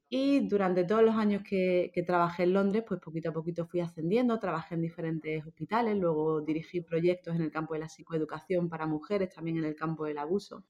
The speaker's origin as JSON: {"language": "Spanish", "town": "Seville", "region": "Andalusia", "country": "Spain", "also_born_or_lived": "London", "lives_now": "Málaga, Spain", "said": "yo soy de España, soy española, no soy malagueña, aunque vivo ahora en Málaga, soy de Sevilla"}